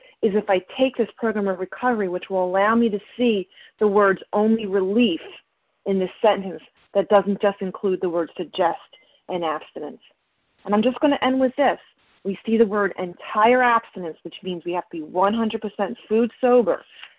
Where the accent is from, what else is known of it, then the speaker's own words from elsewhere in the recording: New Jersey, United States; you know what, I'm from Jersey.